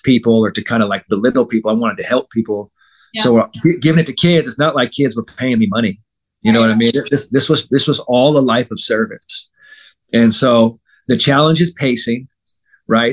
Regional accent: San Francisco, California, United States; I'm from San Francisco

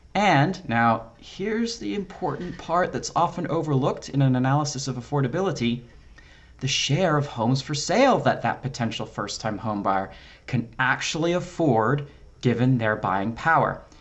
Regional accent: Philadelphia, Pennsylvania, United States; being from Philadelphia

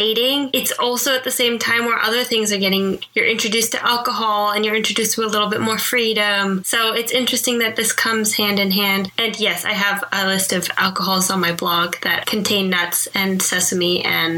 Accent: Canada; I'm from Canada

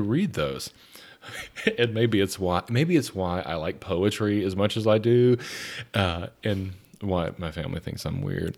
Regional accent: Atlanta, Georgia, United States; I grew up in South Atlanta, very close to the Atlanta airport.

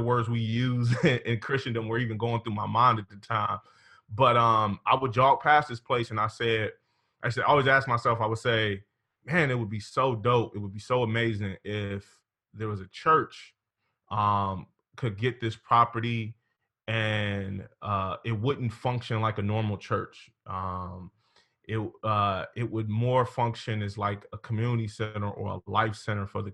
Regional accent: Cleveland, Ohio, United States; now in Sandusky, United States; I'm originally from Cleveland.

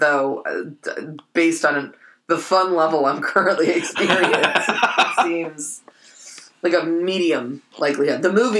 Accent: San Francisco, California, United States; growing up in San Francisco

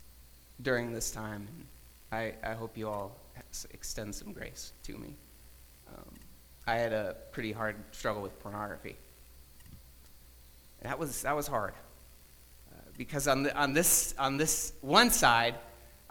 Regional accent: Toledo, Ohio, United States; I was born in Toledo

